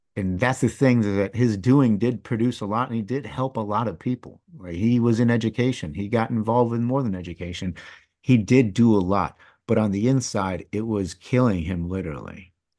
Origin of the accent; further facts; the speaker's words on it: East Lansing, Michigan, United States; first language English; growing up in Michigan